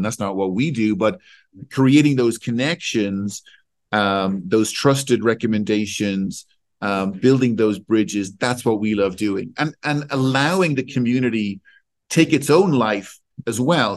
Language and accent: English; Ireland; also born or lived in Switzerland; now in London, United Kingdom; I'm Irish. I live between London and Switzerland.